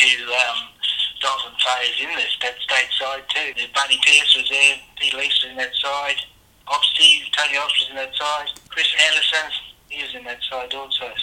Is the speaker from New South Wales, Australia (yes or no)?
no; Rockhampton, Queensland, Australia; moved away as an adult; also born or lived in Redcliffe / Cairns; in Rockhampton, which is my hometown.